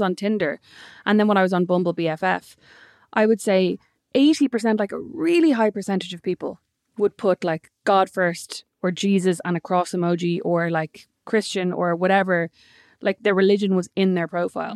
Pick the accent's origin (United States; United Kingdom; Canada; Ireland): Ireland